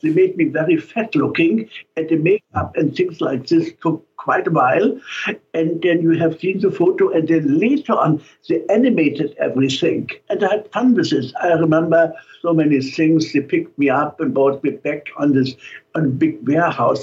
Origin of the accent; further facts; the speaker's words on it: Germany; accent: German; now in San Francisco, United States; with my German accent